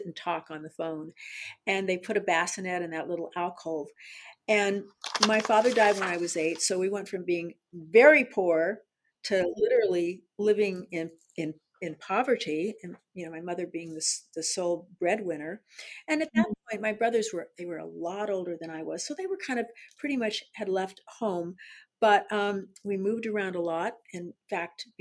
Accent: San Diego, California, United States; I was born in San Diego, California, and I was born at Mercy Hospital

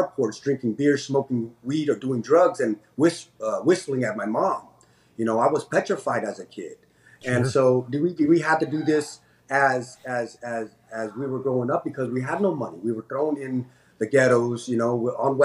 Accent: San Jose, California, United States; also born or lived in Cambodia; I was an immigrant growing up in Eastside San Jose in the 90s

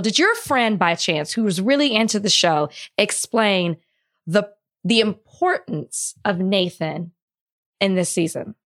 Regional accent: Texas, United States; I'm from Texas

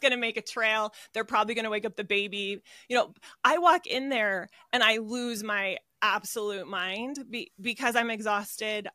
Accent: Arizona, United States; moved away as an adult; now in Utah, United States; I was born and raised in Arizona

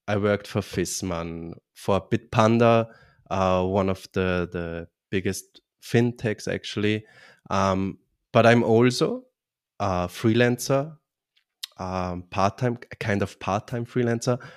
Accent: Vienna, Austria; now in Bavaria, Germany; I'm originally from Austria, Vienna, from the beautiful city Vienna, but live now in southern Germany, in Bavaria

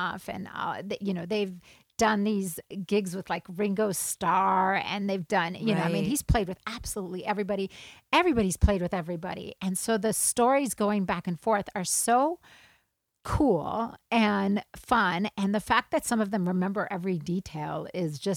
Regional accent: South Africa; I grew up in South Africa

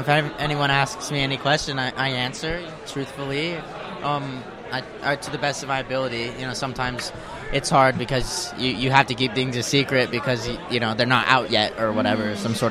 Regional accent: El Paso, Texas, United States; now in Parker, United States; I'm from El Paso, Texas. That's where I was born

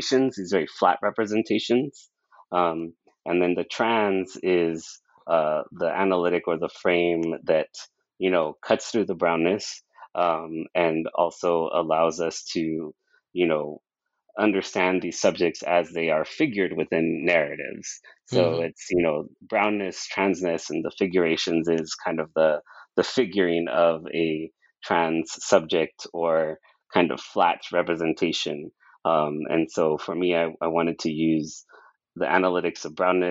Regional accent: Brawley, California, United States; I was from Brawley, the town that I grew up

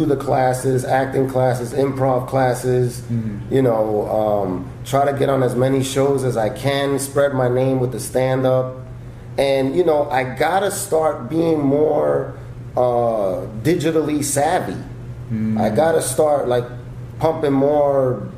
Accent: New York, United States; moved away as an adult; now in Los Angeles, United States; I grew up in New York, started stand-up in New York, been doing stand-up for over 10 years in New York

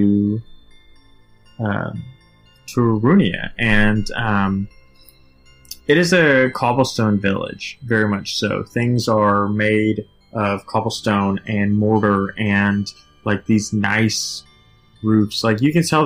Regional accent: Nashville, Tennessee, United States; Nashville, which is my hometown

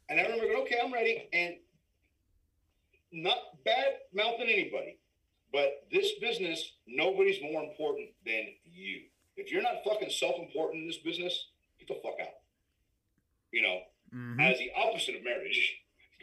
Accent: San Antonio, Texas, United States; also born or lived in Los Angeles / Austin; I'm from San Antonio

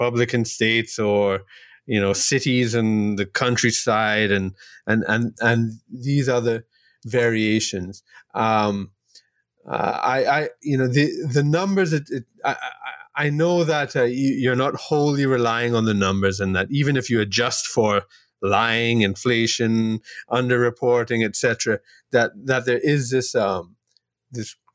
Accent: Trinidad & Tobago; I'm from Trinidad and Tobago here in the Caribbean

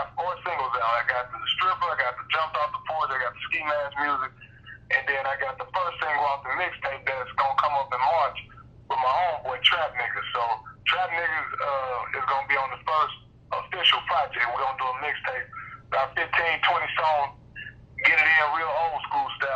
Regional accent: Little Rock, Arkansas, United States; I'm from Little Rock, Arkansas

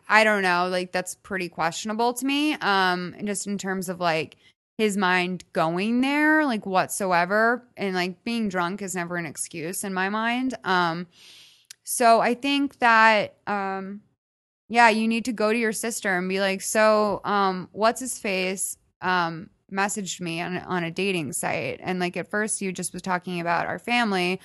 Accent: Midwest, United States; now in Los Angeles, United States; I'm from the Midwest.

